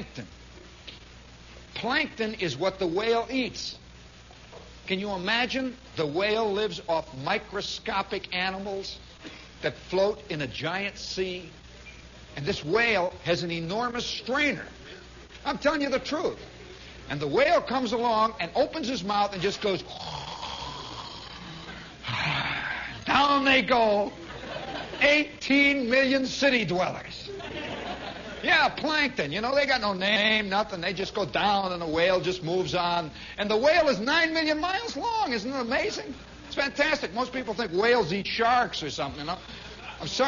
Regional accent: New York, United States; I'm a New Yorker

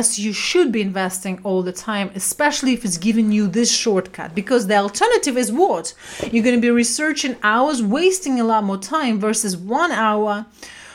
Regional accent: Siberia, Russia; moved away; also born or lived in London; I was brought up in Siberia during communism time

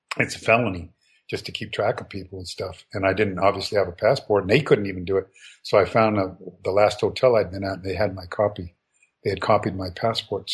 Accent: United States; I'm an American.

